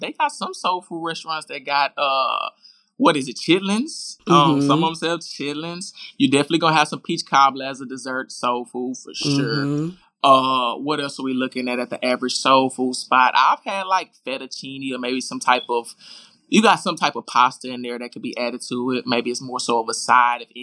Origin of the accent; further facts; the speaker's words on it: Houston, Texas, United States; It's Southern, you know, being from Houston